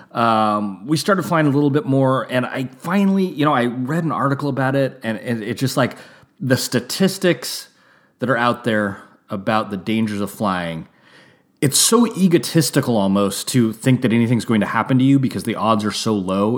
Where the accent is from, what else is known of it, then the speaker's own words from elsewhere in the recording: United States; also born or lived in Napa, California; as an American